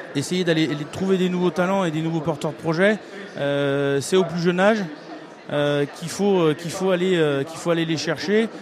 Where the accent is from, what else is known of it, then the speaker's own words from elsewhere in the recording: Auvergne-Rhône-Alpes, France; je viens d'Auvergne-Rhône-Alpes